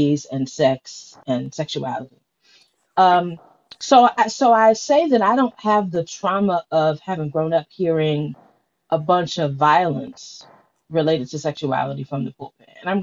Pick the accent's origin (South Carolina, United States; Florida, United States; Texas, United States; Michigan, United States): Michigan, United States; Detroit; now in Philadelphia, United States; I grew up in Detroit and am a church girl